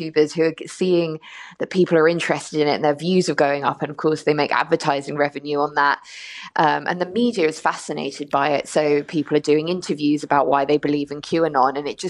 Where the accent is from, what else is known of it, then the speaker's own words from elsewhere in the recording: London, United Kingdom; also born or lived in Dublin, Ireland; now in United States; I was born in London to Irish parents, lived in Dublin for 3 years, and then moved to the US, and I've been here for about 4 years now.